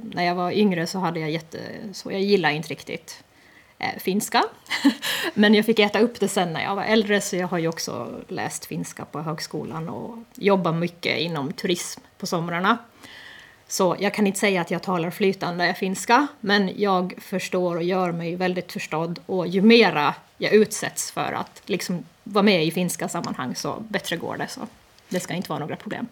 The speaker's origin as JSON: {"language": "Swedish", "country": "Åland Islands", "said": "vi som ålänningar som faktiskt har det här som en del av vår identitet"}